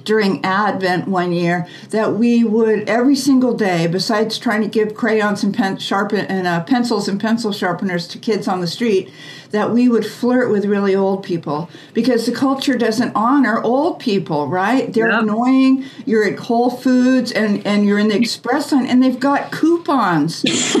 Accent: United States; we were raised in the American way

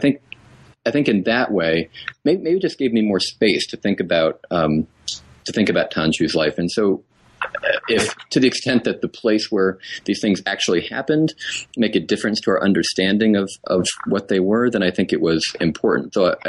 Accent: New England, United States; born or raised there

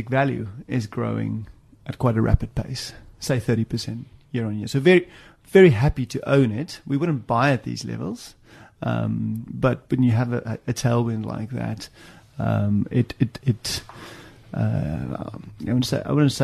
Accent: South Africa; moved away as an adult; also born or lived in Cape Province, South Africa / Johannesburg, South Africa / Stellenbosch, South Africa; now in London, United Kingdom; Grew up in the Cape, high school in Joburg, studied at Stellenbosch, studied statistics, came to the UK in 01

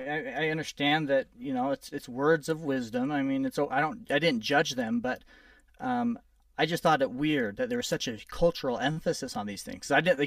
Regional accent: California, United States; born there; also born or lived in New Mexico; Well, I was born in California. I've lived in New Mexico. We moved around a lot when I was growing up.

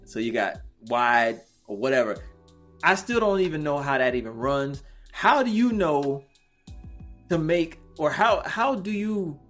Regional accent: Waveland, Mississippi, United States; Yeah, I'm from Waveland, Mississippi. So, you know, down there, Black folks hunt.

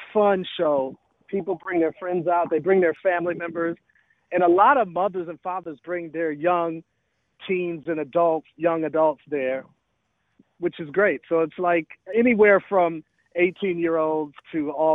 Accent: Milwaukee, Wisconsin, United States; born or raised there; moved away; also born or lived in Atlanta, Georgia

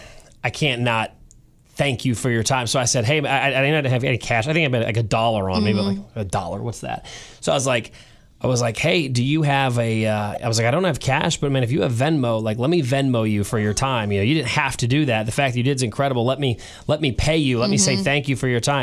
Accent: St. Louis, Missouri, United States; now in Kansas City, United States; my family is in St. Louis. I was born and raised there

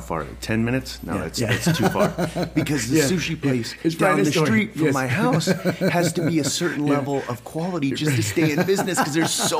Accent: St. Louis, Missouri, United States; moved away; I grew up in the Midwest. I grew up in St. Louis area.

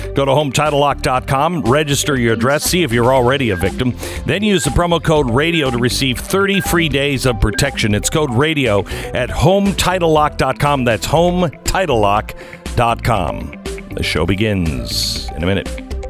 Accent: West Coast, United States; now in Texas, United States; I grew up in the West Coast

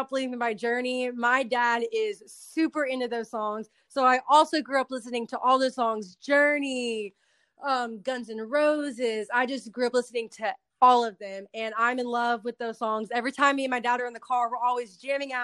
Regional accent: Dallas, Texas, United States; my hometown, Dallas.

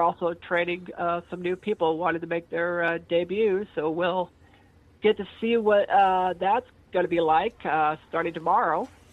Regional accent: Meridian, Idaho, United States; also born or lived in Twin Falls, Idaho / Boise, Idaho; I was born in uh, November 6, nineteen seventy three, in Idaho Falls, Idaho, okay. which is the southeastern part of Idaho, and then we moved to Twin Falls, then moved to Boise, and then moved to Meridian

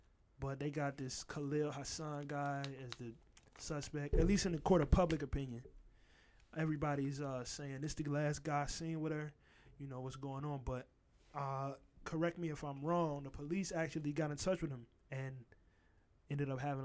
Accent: Richmond, Virginia, United States; I grew up in Churchill, so. It was projects on every side of my neighborhood.

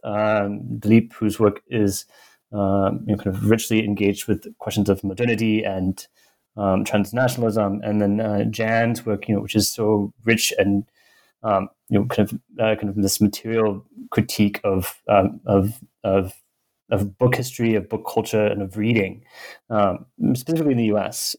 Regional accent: United States; I grew up mostly in the US

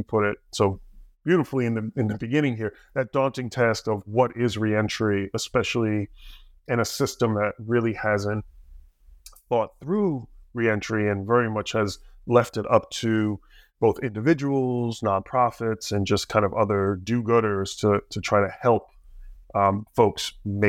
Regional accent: New Jersey, United States; I grew up in Jersey, a little bit south of that.

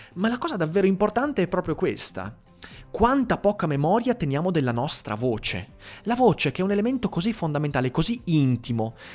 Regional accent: Veneto, Italy; accent: Venetian (cadenza veneta); la mia cadenza veneta

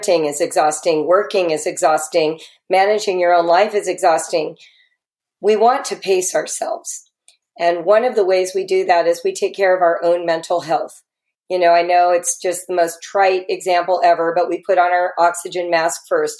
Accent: Los Angeles, California, United States; I'm a Californian, right? So that's part of the pedigree of coming from LA.

